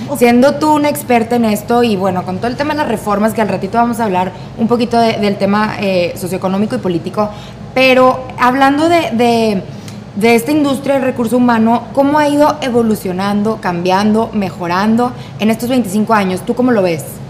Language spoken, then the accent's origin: Spanish; Monterrey, Nuevo León, Mexico; nosotros que estamos en Monterrey o que, o que somos regias